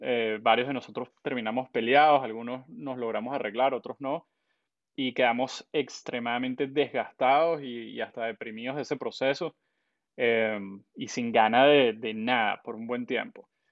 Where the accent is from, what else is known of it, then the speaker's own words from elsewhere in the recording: Caracas, Capital District, Venezuela; also born or lived in San Antonio de los Altos, Miranda, Venezuela; yo venezolano, eh, nací en Caracas, pero viví mitad de mi infancia en San Antonio de los Altos